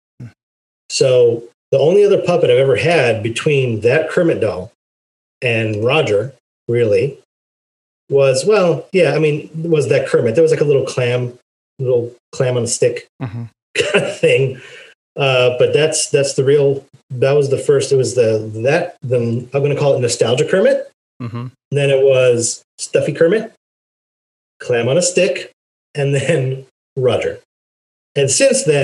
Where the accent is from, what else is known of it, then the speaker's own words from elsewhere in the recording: Israel; moved away; growing up in Israel